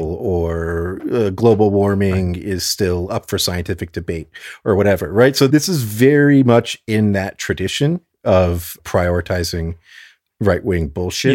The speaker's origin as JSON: {"language": "English", "region": "South Florida", "country": "United States", "said": "I'm from South Florida, as is my dad"}